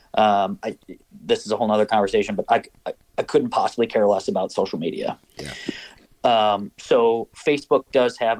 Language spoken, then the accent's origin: English; Minnesota, United States; growing up in Minnesota and hunting on public land